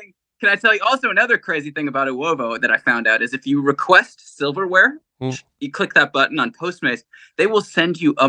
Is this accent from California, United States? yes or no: yes; Agoura Hills, California, United States; I'm actually from Agora Hills, so even that's Ventura County technically.